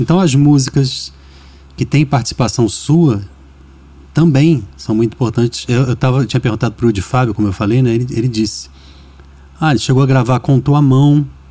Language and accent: Portuguese; Rio de Janeiro, Brazil; Eu sou do Rio